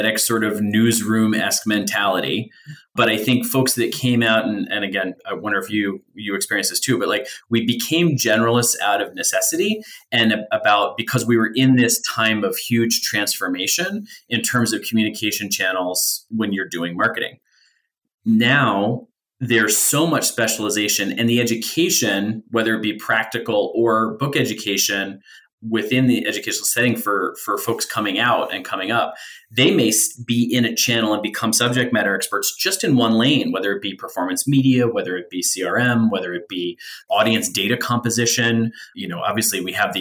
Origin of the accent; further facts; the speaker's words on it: United States; also born or lived in Philadelphia area, Pennsylvania; I was born outside of Philly, moved to a very rural small town that was my mother's hometown growing up